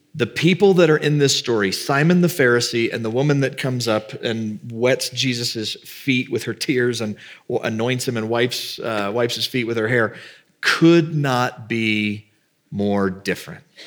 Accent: the South, United States; I grew up in the South

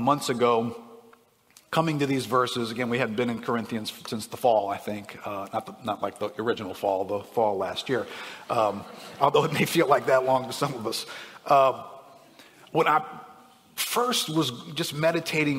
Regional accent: United States; growing up in America

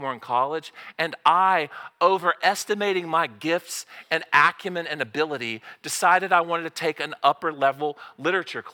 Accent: Southern Oklahoma, United States; I'm from Southern Oklahoma.

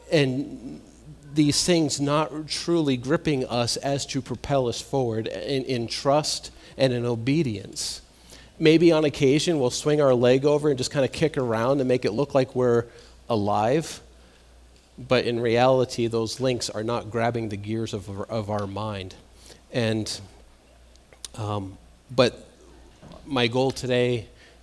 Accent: Massachusetts, United States; moved away; I'm from Massachusetts

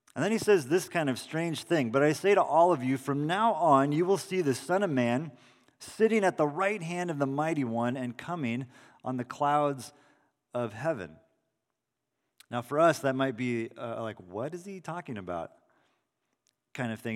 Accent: Salinas, California, United States; in the backyard of my parents' house that I grew up in in Salinas.

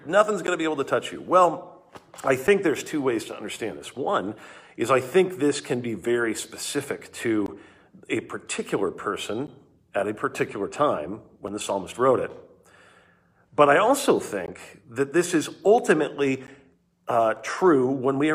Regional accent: Southern California, United States; moved away; I grew up in Southern California

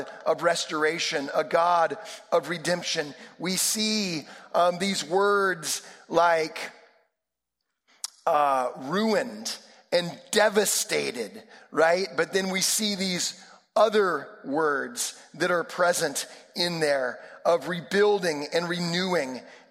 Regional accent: Sonoma County, California, United States; I grew up in Sonoma County

